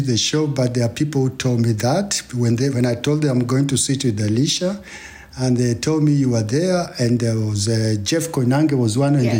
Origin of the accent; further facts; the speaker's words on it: Kenya; now in Germany; I speak English, but they know this guy is not American. So they try to ask me, where do you come from? Tell them I come from Germany, but my roots are in Kenya.